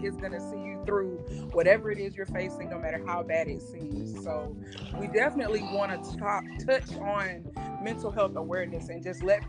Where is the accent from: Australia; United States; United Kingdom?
United States; Georgia; How are y'all doing this morning? I am born and raised in Georgia as well. I am a mother of four, two boys, two girls